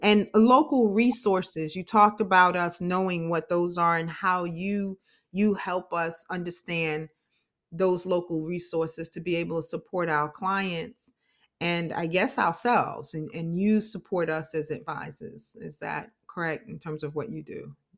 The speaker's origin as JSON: {"language": "English", "region": "New York", "country": "United States", "moved": "yes", "lives_now": "Florida, United States", "said": "I'm from New York"}